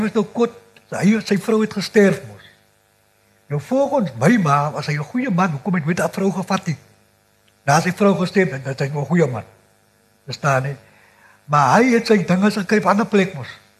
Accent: Cape Flats, Western Cape, South Africa; Ek is gebore in Kyoto, een van in die eerste boerbeerte op die vlakte.

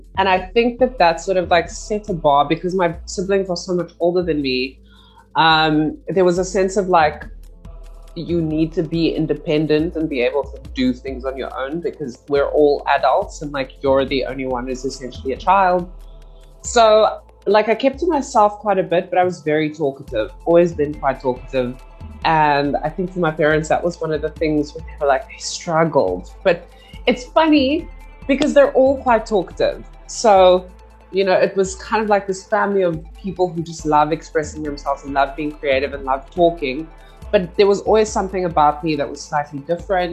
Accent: Cape Town, Western Cape, South Africa; I'm from the city of Cape Town, sprawling metropolis, as they love to call it. And I grew up in Cape Town

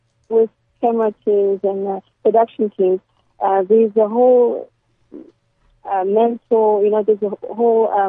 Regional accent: South Africa; now in Lubumbashi, DR Congo; I grew up in South Africa. I moved since 89.

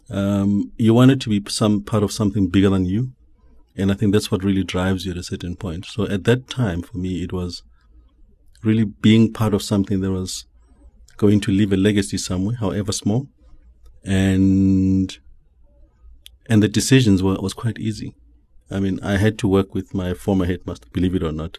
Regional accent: Johannesburg, Gauteng, South Africa; also born or lived in Eastern Cape; I was born in Alex many years ago. I don't even remember. Mm. Um, grew up there

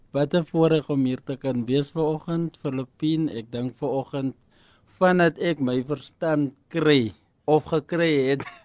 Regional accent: Kenhardt, Northern Cape, South Africa; moved away; Ek is oorspronklik van Kenhardt, 'n klein dorpie daar in die Noord-Kaap, Stofstraatjie

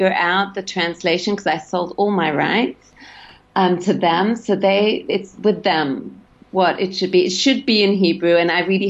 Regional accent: Sydney, New South Wales, Australia; moved away; I grew up in Sydney.

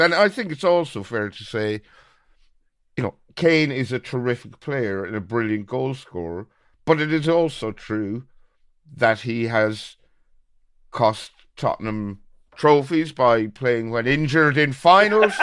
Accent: Birr, County Offaly, Ireland; a fella from my hometown of Borough

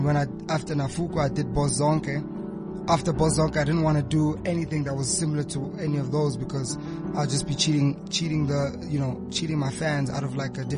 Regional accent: Austria; now in South Africa; I grew up in Austria

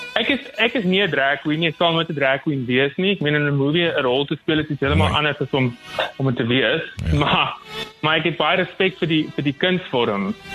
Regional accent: Upington, Northern Cape, South Africa; moved away; ek het ek het groot geword in Appington, baie konservatief groot geword

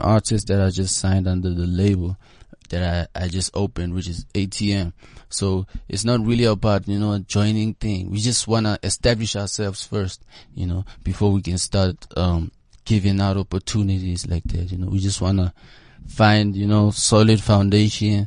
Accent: Johannesburg, Gauteng, South Africa; I grew up around Yeovil, Berea, and during those times, Yeovil, Joburg Central was like the cool place to be.

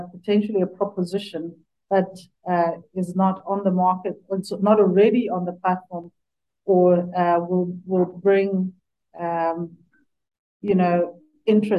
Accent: Sekhukhuneland, Limpopo, South Africa; moved away; I grew up in Sekhukhuniland. So my parents are still there

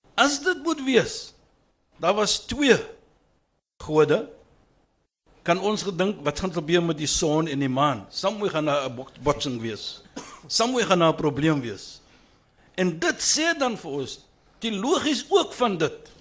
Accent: Western Cape, South Africa; ek bewys net dat ek is van die Kaap.

